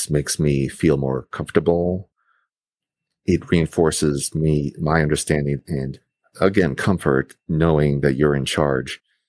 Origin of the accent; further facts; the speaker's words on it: New York, United States; me growing up in New York